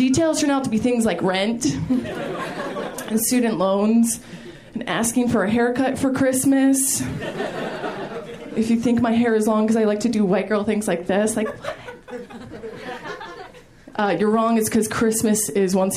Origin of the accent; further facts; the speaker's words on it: Maryland, United States; I'm originally from Maryland. I come from a big family